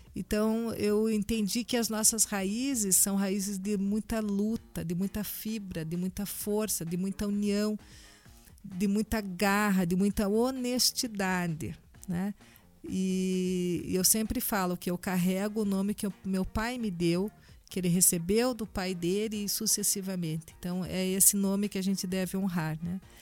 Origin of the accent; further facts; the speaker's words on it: Brazil; sendo brasileira